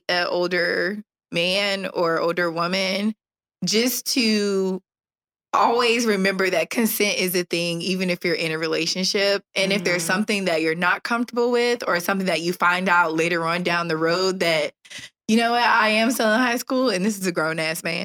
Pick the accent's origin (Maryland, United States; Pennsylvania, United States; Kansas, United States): Maryland, United States; D.C. area; now in Jacksonville, United States; I'm from the Maryland, D.C. area